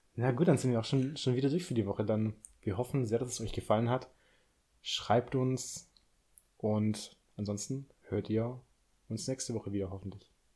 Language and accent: German; Swabia, Baden-Württemberg, Germany; accent: Swabian; ich komme ja aus dem Schwabenland. Deine Schwester hat ja auch meinen Akzent kritisiert, was in dem Fall ja eigentlich ein ja, Dialekt ist.